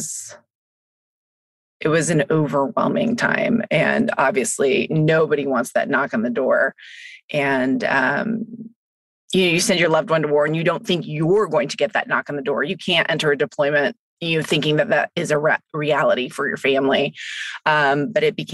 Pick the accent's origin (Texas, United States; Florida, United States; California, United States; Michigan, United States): California, United States; Northern; moved away as an adult; also born or lived in Santa Barbara, California / Hawaii / Fort Benning, Georgia / Louisiana; I am from Northern California, and my husband and I grew up in the same small town.